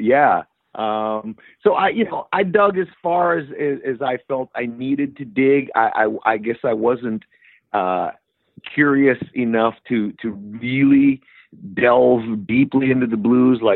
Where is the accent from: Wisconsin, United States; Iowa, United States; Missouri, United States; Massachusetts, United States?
Wisconsin, United States; Milwaukee; now in Chicago, United States; I'm growing up in Milwaukee